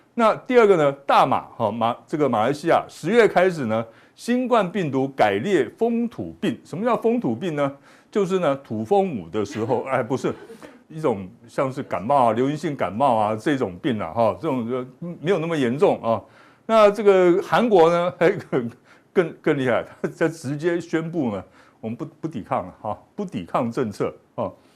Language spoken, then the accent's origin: Chinese; Taiwan; 我们台湾人的好处是什么？大家呢都很有这个自觉性。